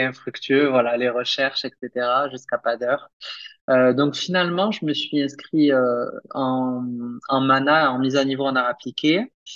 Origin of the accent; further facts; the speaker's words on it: Perpignan, Occitania, France; moved away as an adult; also born or lived in Limoges; now in Guadalajara, Mexico; j'ai obtenu un bac scientifique en France, euh, à Perpignan, dans le sud de la France